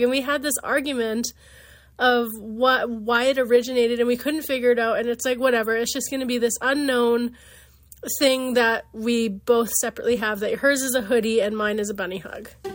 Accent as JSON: {"language": "English", "town": "Saskatoon", "region": "Saskatchewan", "country": "Canada", "said": "I'm from Saskatoon, Saskatchewan"}